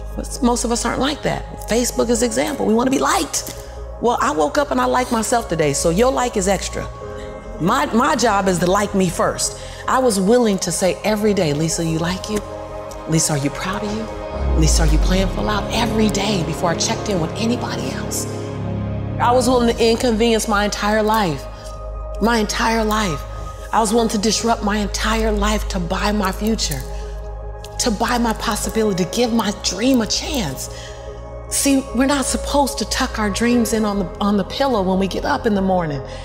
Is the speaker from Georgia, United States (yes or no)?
no; Los Angeles, California, United States; born and raised in South Central